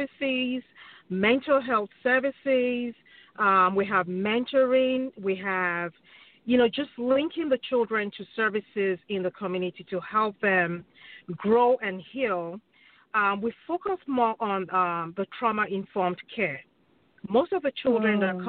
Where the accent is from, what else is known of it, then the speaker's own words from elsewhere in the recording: Nigeria; now in Wichita, United States; I am from Nigeria, from the Yoruba tribe.